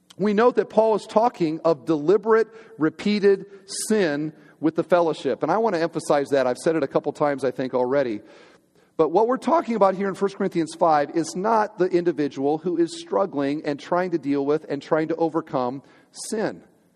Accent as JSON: {"language": "English", "country": "United States", "also_born_or_lived": "Crown Point, Indiana", "said": "We're Americans."}